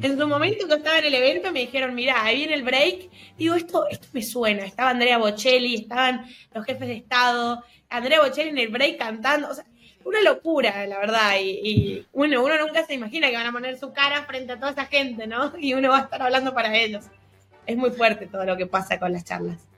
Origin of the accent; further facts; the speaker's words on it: Mendoza, Argentina; yo soy de Mendoza, no soy de Buenos Aires, y acá te estila mucho romper con los esquemas